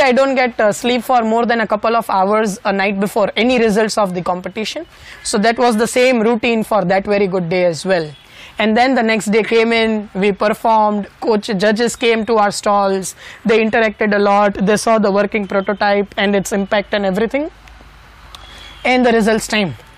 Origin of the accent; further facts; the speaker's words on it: Rajkot, Gujarat, India; my hometown Rajkot